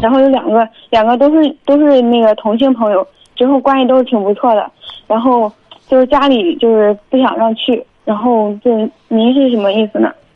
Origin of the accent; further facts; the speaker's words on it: Jinan, Shandong, China; 我是就是济南的